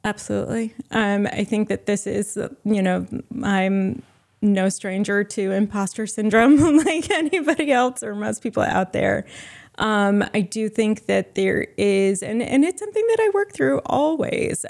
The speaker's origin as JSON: {"language": "English", "region": "Rhode Island", "country": "United States", "tie": "born or raised there", "also_born_or_lived": "Providence, Rhode Island", "said": "I'm from Rhode Island. Um, I grew up in a beach town with 12,000 residents in the winter"}